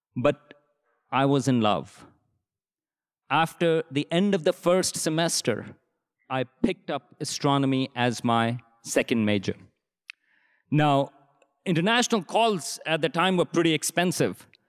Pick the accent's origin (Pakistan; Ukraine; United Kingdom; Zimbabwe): Pakistan; moved away; I grew up in Pakistan in the seventies and eighties